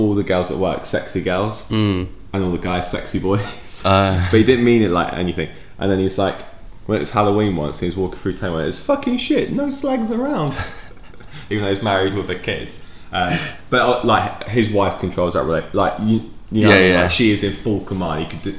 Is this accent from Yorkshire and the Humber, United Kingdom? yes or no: no; Carlisle, North West England, United Kingdom; moved away; I was born in Carlisle.